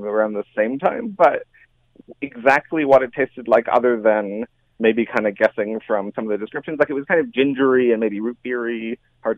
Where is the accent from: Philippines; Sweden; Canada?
Canada; Hamilton, Ontario; I grew up in Hamilton, and I spent some lovely Saturdays at the downtown library.